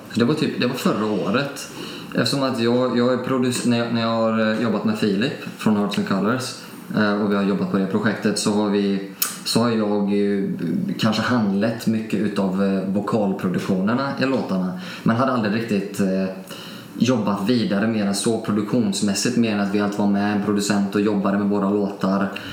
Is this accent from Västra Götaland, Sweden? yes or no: yes; Alingsås, Västra Götaland, Sweden; Jag är uppvuxen lite utanför Alingsås